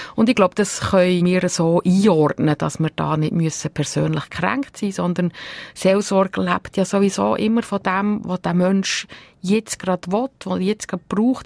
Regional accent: Bern, Switzerland; moved away; also born or lived in Uster, Zurich; wir sind ja in Gebiet aufgewachsen im Kanton Bern

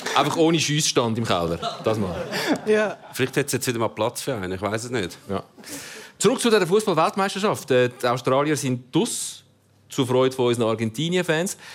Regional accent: Italy; Ich bin Italiener

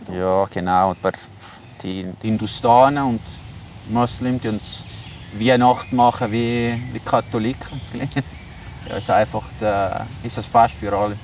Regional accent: Switzerland; moved away as an adult; now in Suriname; Als Schweizer

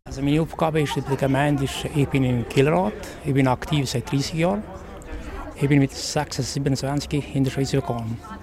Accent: Kosovo; born or raised there; German is a second language; moved away as an adult; now in Switzerland

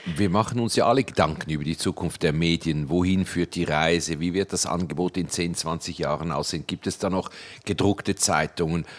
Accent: Switzerland; für mich als Schweizer

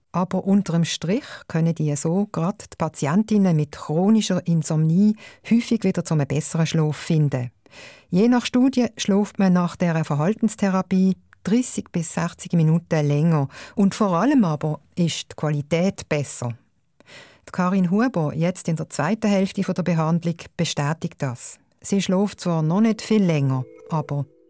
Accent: Switzerland; bei uns in der Schweiz

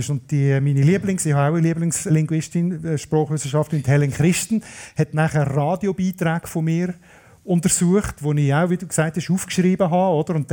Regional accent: Solothurn, Switzerland; weil ich komme natürlich aus der Region Basel, aber ich bin von Hingenführen, aus dem Schwarzbubenlang und da passt Stadt Basel reden ganz anders

